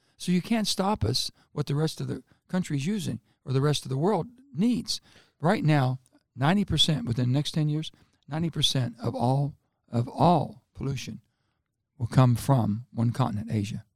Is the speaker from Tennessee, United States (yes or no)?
no; West Virginia, United States; I, I come from West Virginia.